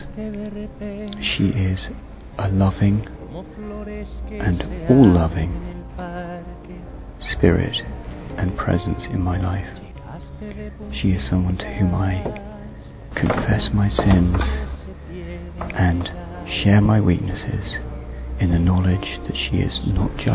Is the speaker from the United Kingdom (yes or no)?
yes; London, United Kingdom; I'm from London.